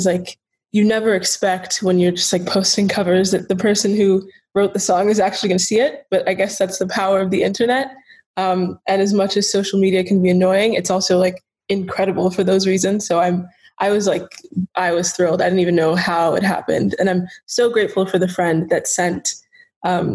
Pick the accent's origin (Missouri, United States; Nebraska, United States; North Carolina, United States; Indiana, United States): North Carolina, United States; Charlotte; Right now, I am in Charlotte, North Carolina, my hometown